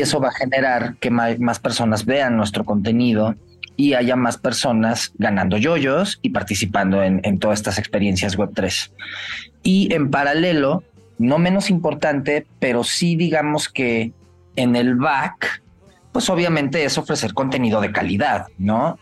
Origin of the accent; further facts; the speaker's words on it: Mexico; los mexicanos, que también estamos por todo el mundo.